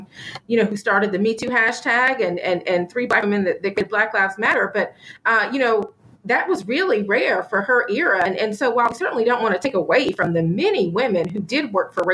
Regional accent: Atlanta, Georgia, United States; moved away; I actually am not based in Atlanta, but I'm from Atlanta

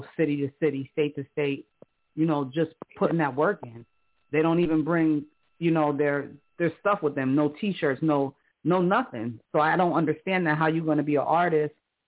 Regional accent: New York City, New York, United States; I'm from Harlem

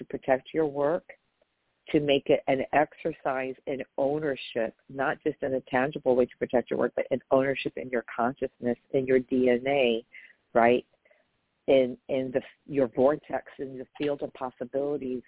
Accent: New York, United States; I'm from New York

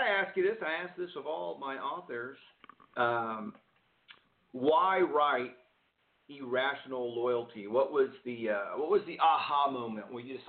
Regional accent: Texas, United States; moved away; the great state of Texas, my home state.

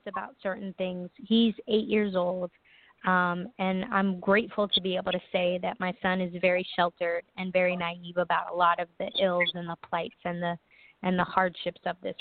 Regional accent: New York City, New York, United States; I'm from New York, because I've always thought of myself growing up in New York City during the 70s and 80s and early 90s

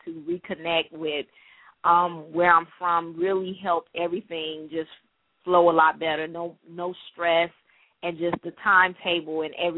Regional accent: Detroit, Michigan, United States; now in Charleston, United States; I'm from Detroit, Michigan

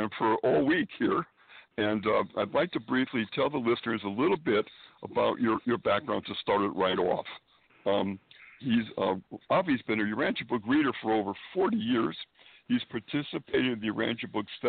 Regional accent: Springfield, Massachusetts, United States; born or raised there; moved away as an adult; now in Manhattan, United States

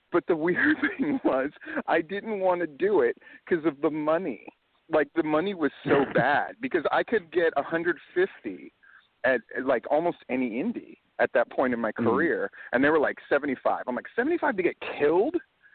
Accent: Hawaii, United States; because I grew up in Hawaii, and I was training and just getting started right around, like, 93.

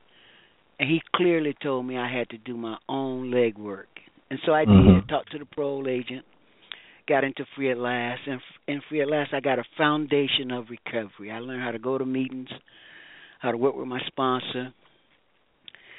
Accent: Florida, United States; also born or lived in Harlem, New York / California; now in San Mateo County, United States; I was born in Florida

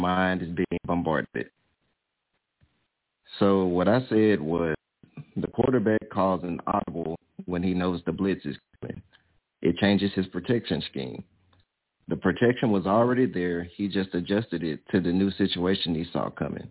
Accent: Louisiana, United States; I'm from Louisiana.

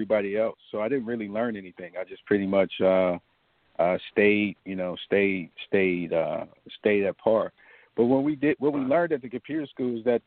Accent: Cleveland, Ohio, United States; I'm just a kid from Cleveland, Ohio, that had a hard upbringing. You know, I grew up in East Side Cleveland housing projects

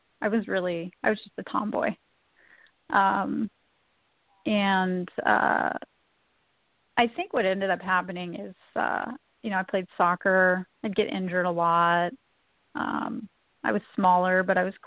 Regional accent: Redlands, California, United States; I was born in Redlands. I grew up in Redlands.

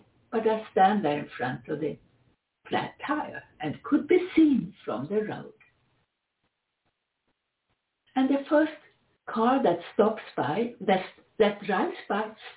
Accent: Sweden; accent: Swedish; English is a second language; my Swedish accent

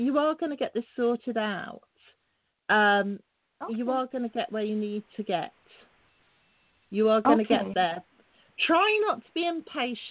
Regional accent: England, United Kingdom; It's a lovely sunny evening here in England. I'm English

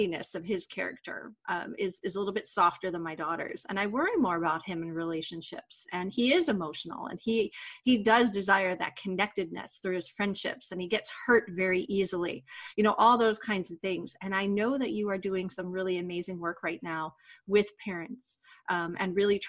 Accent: United States; as an American

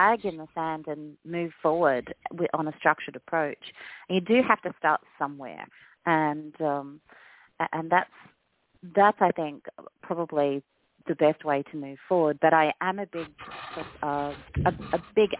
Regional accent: Australia; now in United States; I'm an Australian

